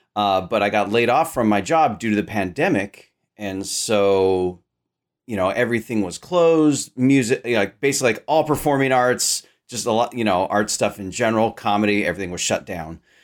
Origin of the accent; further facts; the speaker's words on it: Sacramento, California, United States; I grew up in Sacramento, California